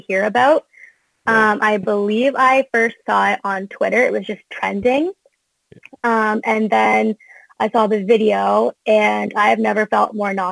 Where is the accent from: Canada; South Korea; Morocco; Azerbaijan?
Canada; also born or lived in United States; I'm a dual citizen. Also, if people didn't know that, I'm Canadian and American.